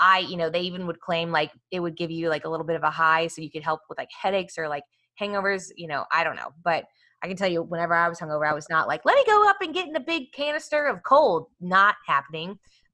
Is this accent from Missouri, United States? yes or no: yes; Kansas City, Missouri, United States; I grew up in Kansas City, and so my best friend growing up had a horse, and she did barrel racing as well at the American Royal.